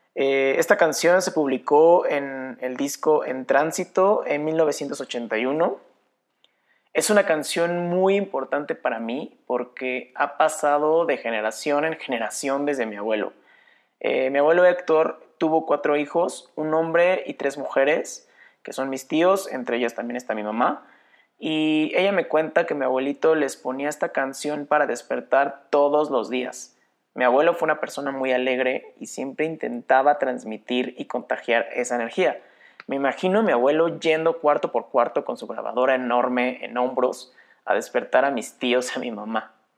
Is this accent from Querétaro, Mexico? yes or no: yes; Querétaro, Mexico; soy de Querétaro, México